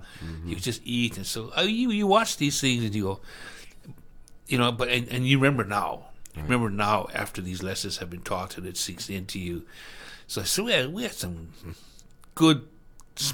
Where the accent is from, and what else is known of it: Hawaii, United States